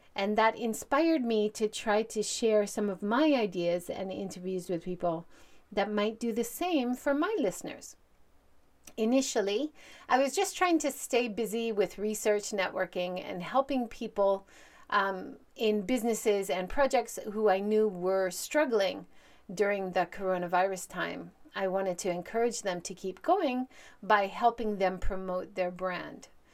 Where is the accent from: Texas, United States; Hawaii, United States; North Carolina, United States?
Hawaii, United States; moved away as an adult; also born or lived in Hiroshima, Japan; now in Japan; I'm originally from Hawaii. I grew up there, but I've lived and worked in Japan for over twenty-seven years